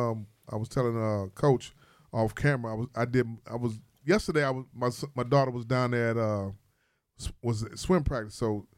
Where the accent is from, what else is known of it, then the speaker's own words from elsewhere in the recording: Chicago, Illinois, United States; I'm from Chatham.